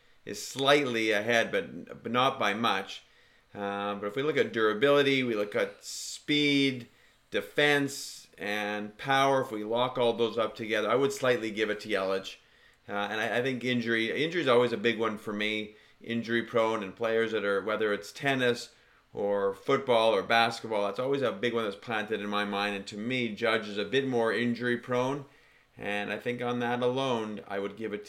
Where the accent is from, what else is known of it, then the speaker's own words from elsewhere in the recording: Canada; being Canadian